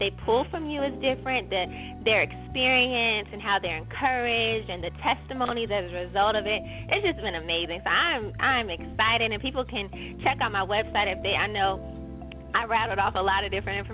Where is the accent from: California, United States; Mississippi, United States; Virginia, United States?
Virginia, United States; Newport News; now in Richmond, United States; I'm from Newport News